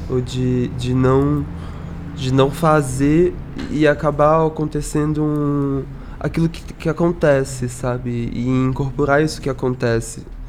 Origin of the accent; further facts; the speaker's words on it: São Gonçalo, Rio de Janeiro, Brazil; eu sou de São Gonçalo, que é no Rio de Janeiro, no estado do Rio de Janeiro, mas a gente é Papa Goiaba, a gente não é carioca